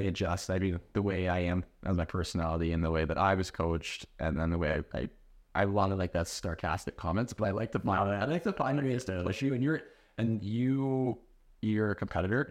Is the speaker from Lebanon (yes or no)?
no; Canada; we're Canadian